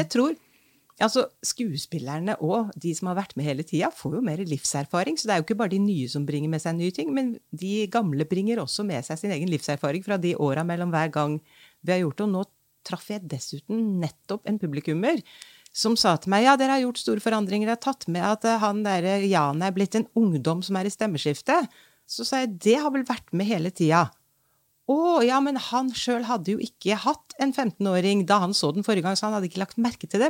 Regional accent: Trondheim, Trøndelag, Norway; da jeg var barn i Trondheim

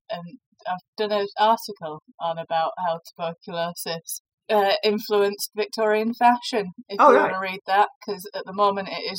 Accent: Rochdale, North West England, United Kingdom; I'm from Rochdale.

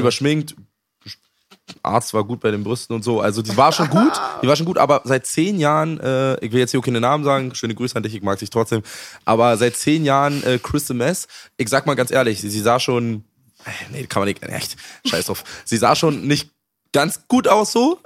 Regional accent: Germany; Ich bin noch in der DDR geboren.

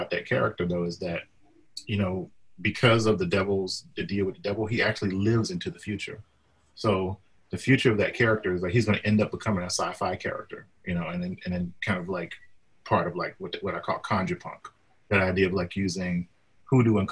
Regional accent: Flora, Mississippi, United States; also born or lived in Brookhaven, Mississippi; I was raised in Flora, Mississippi, which is in Madison County.

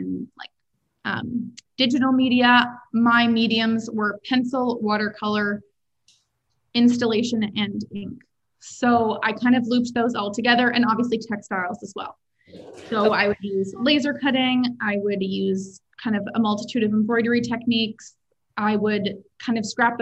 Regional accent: Toronto, Ontario, Canada; moved away as an adult; also born or lived in Montreal / New York; I grew up in Toronto

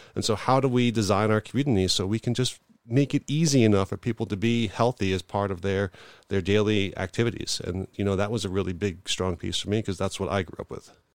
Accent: New York, United States; now in Buffalo, United States; I'm originally from New York

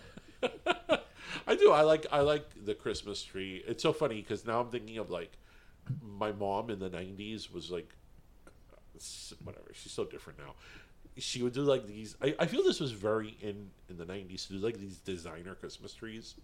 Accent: Miami, Florida, United States

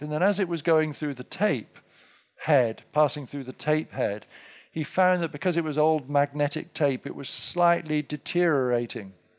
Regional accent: England, United Kingdom; now in United States; being English

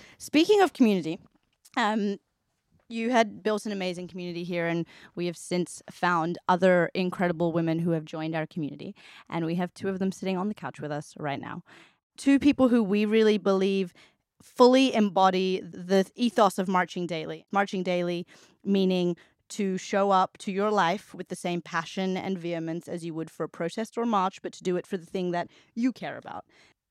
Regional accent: Australia; also born or lived in Hong Kong / South Korea / India / London; I've lived in South Korea and India, and I was born in Hong Kong. I moved to Australia when I was 5. I've lived in London, and then I moved here

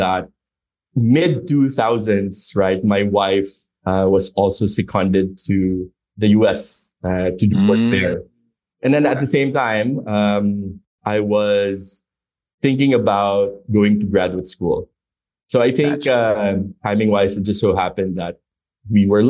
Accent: Philippines; moved away as an adult; also born or lived in United States; I grew up in the Philippines

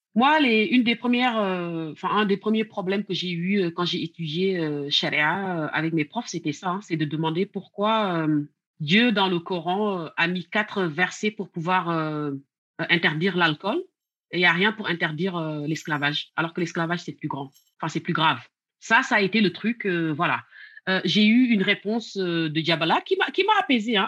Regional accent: Senegal; also born or lived in the West; now in France; quand j'ai grandi, en fait, cette histoire d'homosexualité ne posait pas autant de problèmes au Sénégal

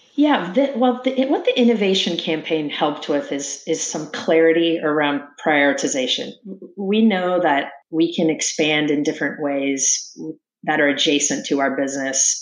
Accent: Sacramento, California, United States; I, I grew up in Sacramento, California, playing a lot of sports

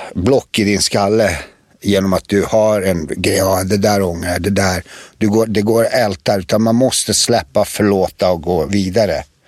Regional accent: Prijedor, Republika Srpska, Bosnia & Herzegovina; Allt började i en by i en stad som heter Predor och byn heter Rasavci

